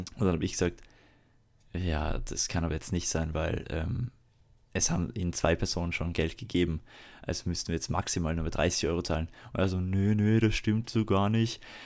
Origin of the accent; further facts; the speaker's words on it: Salzburg, Austria; Deswegen bin ich ja Salzburger und kein Wiener